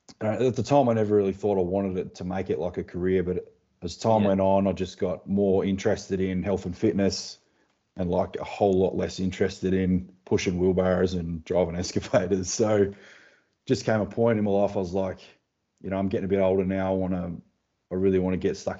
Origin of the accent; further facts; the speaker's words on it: Tasmania, Australia; I'm from Tasmania. So just from the little island down under the big one